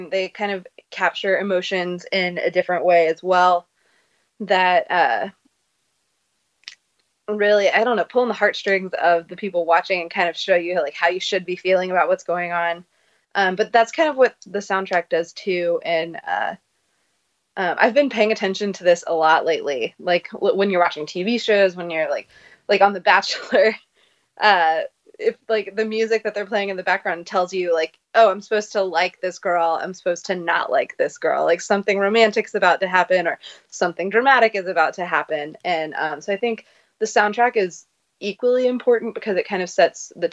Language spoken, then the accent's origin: English; Oklahoma, United States; now in Washington, D.C., United States; I'm from Oklahoma, but now I live in Washington, D.C.